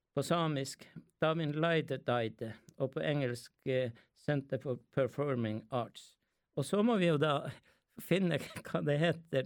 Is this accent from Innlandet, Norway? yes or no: no; Skallelv, Finnmark, Norway; jeg har jo kvensk eh, og lært det hjemme i, i Skallel ved Galli